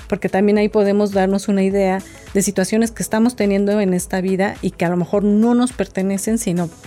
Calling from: St. Louis, Missouri, United States; le llamo desde la ciudad de San Luis, Missouri.

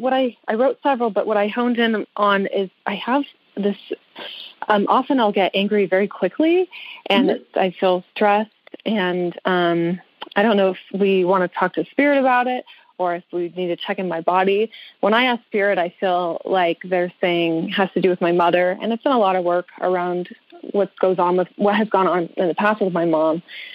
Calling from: Tucson area, Arizona, United States; I'm calling from Tucson area, Arizona.

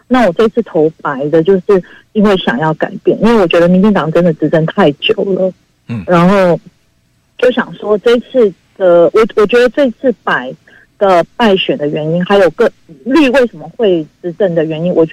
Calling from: Hualien, Hualien County, Taiwan; 我住花莲。

